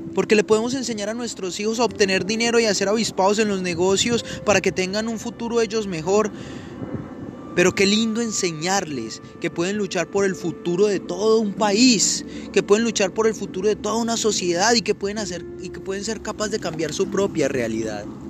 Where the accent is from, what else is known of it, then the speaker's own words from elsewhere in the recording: Colombia; moved away as an adult; now in United States; vivir en Estados Unidos, lejos de mi tierra